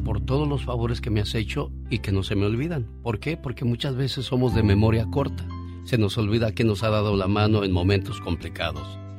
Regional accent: Mexico City, Mexico; moved away; Un día salí del Distrito Federal, pero el DF nunca salió de mí.

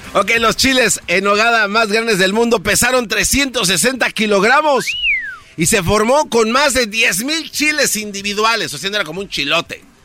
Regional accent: State of Mexico, Mexico; Yo soy del Estado de México.

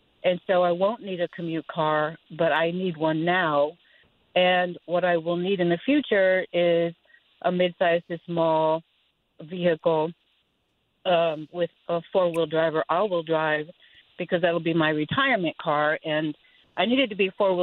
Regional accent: Forsyth County, Georgia, United States; I'm from Forsyth County, so I commute into Atlanta on a daily basis.

